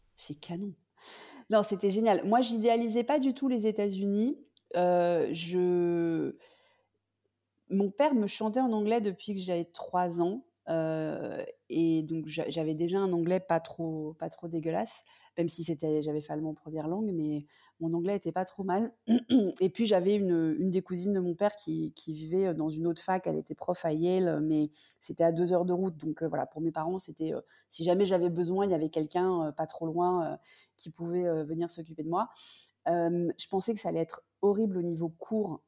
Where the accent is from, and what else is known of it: France; also born or lived in United States / London